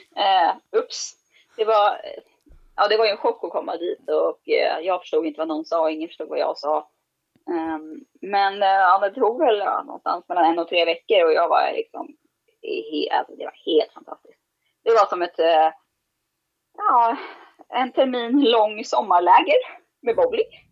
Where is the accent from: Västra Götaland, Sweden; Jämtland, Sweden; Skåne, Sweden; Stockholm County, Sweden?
Stockholm County, Sweden; Sundbyberg; jag är uppvuxen i Sundbyberg